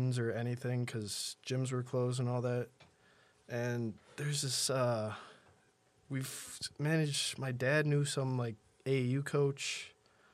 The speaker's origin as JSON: {"language": "English", "town": "Lancaster", "region": "New York", "country": "United States", "also_born_or_lived": "Denver", "said": "I'm from Lancaster, New York, so like 20 minutes from where we are now in Buffalo."}